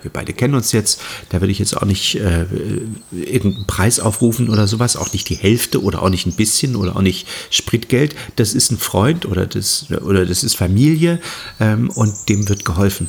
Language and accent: German; Halle, Saxony-Anhalt, Germany; moved away as an adult; also born or lived in Hamburg; now in Mecklenburg, Germany; ich bin im Osten geboren, im Osten aufgewachsen, bin mit 18 damals ähm, aus Halle an der Saale nach Hamburg, habe in Hamburg 30 Jahre gelebt und bin jetzt wieder zurück in den Osten nach Mecklenburg gezogen